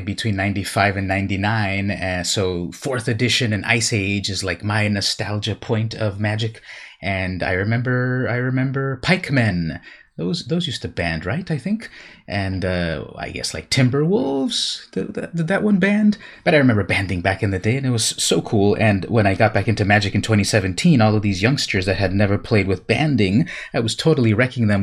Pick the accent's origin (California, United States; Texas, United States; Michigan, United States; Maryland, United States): California, United States; San Diego; I grew up in San Diego